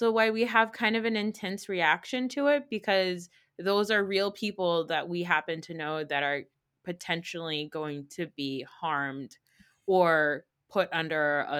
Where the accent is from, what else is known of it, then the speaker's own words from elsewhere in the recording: Pakistan; I don't really care about being Pakistani.